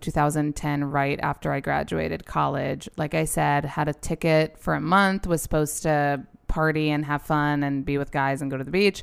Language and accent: English; New York, United States; we're both born and raised in New York